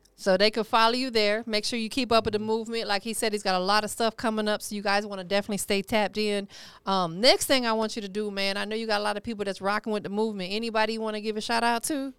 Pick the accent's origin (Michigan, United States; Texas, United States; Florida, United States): Florida, United States; I'm from Florida